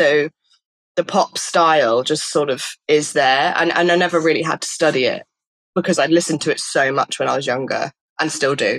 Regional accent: Stratford-upon-Avon, West Midlands, United Kingdom; I grew up in Stratford-upon-Avon

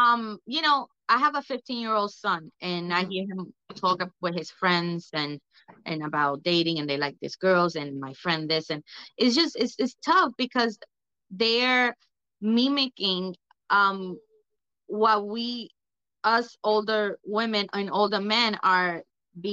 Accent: New York City, New York, United States; I'm from East Harlem, El Barrio. I'm Puerto Rican.

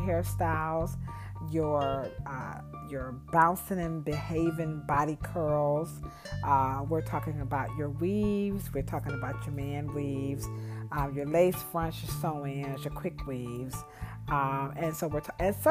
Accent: United States; I'm an American

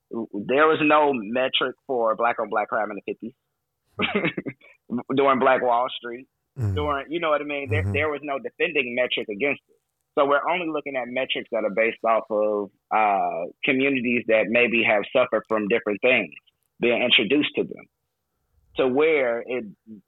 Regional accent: Chicago, Illinois, United States; also born or lived in Alabama; I was from Chicago

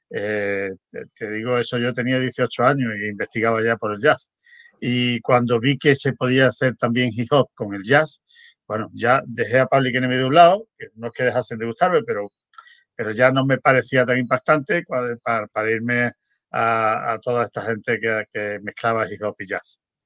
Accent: Spain; moved away as an adult; also born or lived in Berlin / Stockholm; yo nací en España, pero yo emigré.

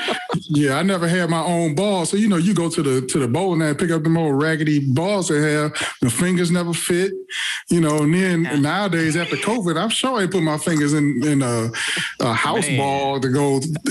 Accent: Detroit, Michigan, United States; born or raised there

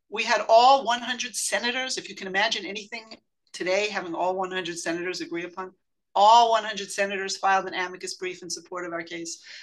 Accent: United States; I grew up in the United States, an American citizen

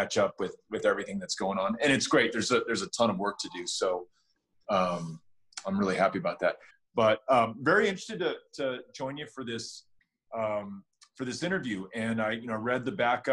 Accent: El Paso, Texas, United States; also born or lived in New York; I won the lottery by being born and raised in El Paso.

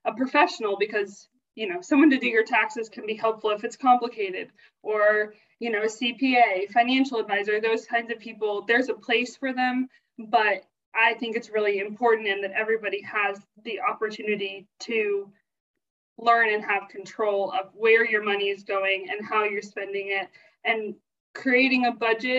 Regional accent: South Carolina, United States; moved away as an adult; also born or lived in Kentucky; I grew up in South Carolina

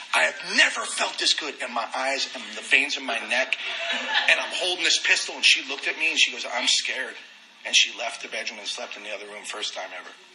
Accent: New York City, New York, United States; moved away; also born or lived in Dallas, Texas / Corpus Christi, Texas; I lived up in Queens, New York

